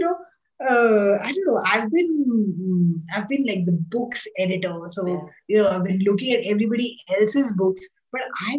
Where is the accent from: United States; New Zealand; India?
India; Mumbai, Maharashtra; also born or lived in Pune; I was brought up in Bombay and I had the only other language, Indian language, actually is Hindi, you know, and I can understand Marathi. And of course I speak Malayalam fluently, but I can't read and write it.